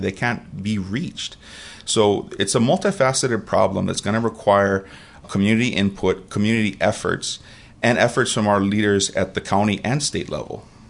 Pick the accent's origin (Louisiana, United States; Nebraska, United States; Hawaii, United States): Hawaii, United States; Kailua; moved away as an adult; also born or lived in Oregon; now in Puna, Hawaii, United States; I'm from Kailua Oahu originally, born and raised.